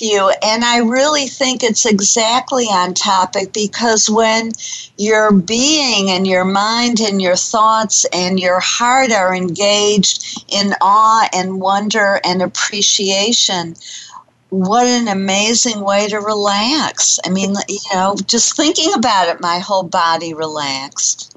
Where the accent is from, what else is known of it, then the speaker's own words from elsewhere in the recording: Detroit, Michigan, United States; now in Dallas, United States; growing up in Detroit